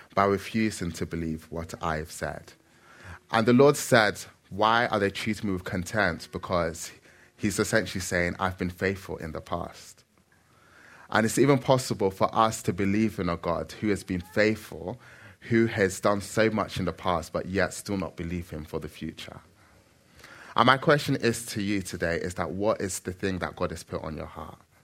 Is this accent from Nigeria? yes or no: yes; Nigeria; now in London, United Kingdom; I am Nigerian